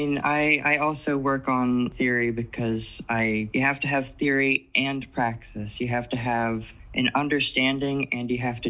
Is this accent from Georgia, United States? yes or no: yes; Georgia, United States; I am here from Georgia. I'm 31, of course.